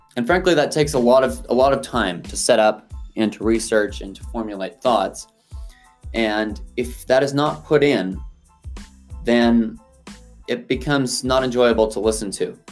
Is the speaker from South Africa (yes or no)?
yes; South Africa; moved away; I grew up in South Africa